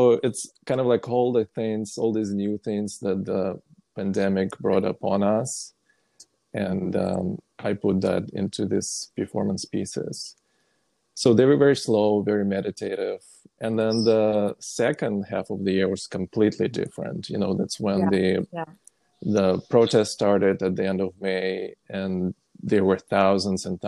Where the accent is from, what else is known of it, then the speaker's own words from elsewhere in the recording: Orenburg, Orenburg Oblast, Russia; now in Brooklyn, United States; originally, I'm from Russia, from a city called Orenburg